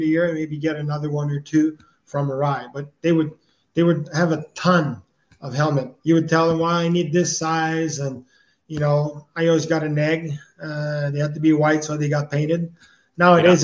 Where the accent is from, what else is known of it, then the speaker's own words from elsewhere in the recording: Quebec, Canada; accent: French; my French accent